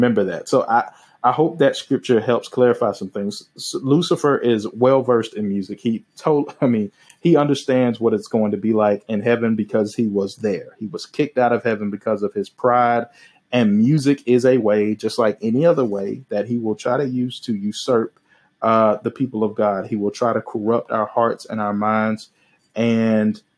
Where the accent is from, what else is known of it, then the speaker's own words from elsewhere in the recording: the South, United States; I'm from the South